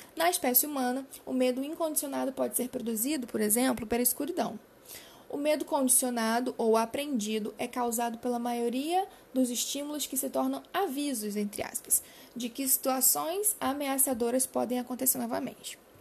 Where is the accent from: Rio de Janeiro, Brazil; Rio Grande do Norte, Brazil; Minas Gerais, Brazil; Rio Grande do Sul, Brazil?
Rio de Janeiro, Brazil; Macaé; eu sou do Rio de Janeiro, é, cidade de Macaé